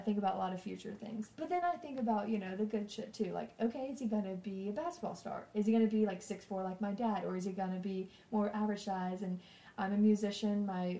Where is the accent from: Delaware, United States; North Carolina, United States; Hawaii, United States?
North Carolina, United States; Harrisburg; I grew up in Harrisburg, North Carolina. I mean, the town population is probably, like, I don't even know. No, it's not 50.